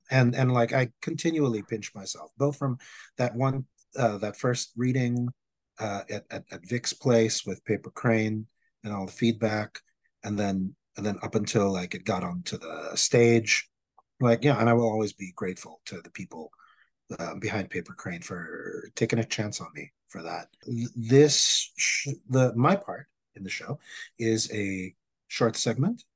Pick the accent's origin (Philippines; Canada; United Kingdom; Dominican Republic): Philippines; also born or lived in Manila; now in New York City, United States; When I was growing up in the Philippines